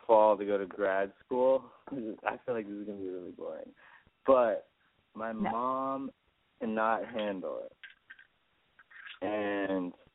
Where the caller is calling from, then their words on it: Massachusetts, United States; I'm calling from Massachusetts, and I'm 28.